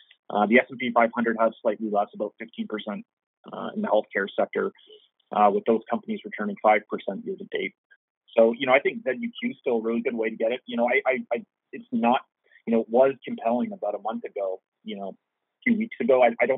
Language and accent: English; Canada; I think as a Canadian investor, you certainly want exposure to the sector.